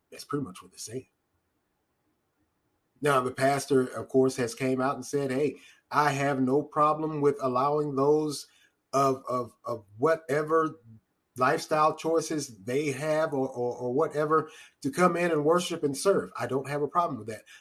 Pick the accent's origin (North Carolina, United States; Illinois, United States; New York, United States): North Carolina, United States; I'm, I, I'm from North Carolina. I love barbecue. I just do.